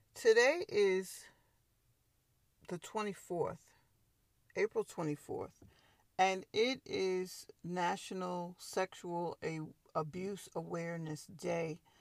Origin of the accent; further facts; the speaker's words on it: Long Island, New York, United States; I'm a native New Yorker. I was born and raised on Long Island